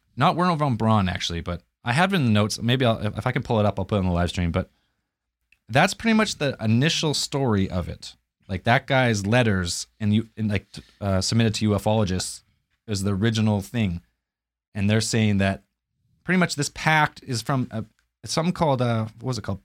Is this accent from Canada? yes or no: yes; Canada; I'm Canadian